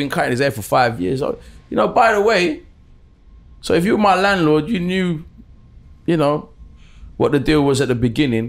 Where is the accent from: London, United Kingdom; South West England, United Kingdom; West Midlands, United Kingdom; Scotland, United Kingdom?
London, United Kingdom; Brixton; I told him I was from Brixton.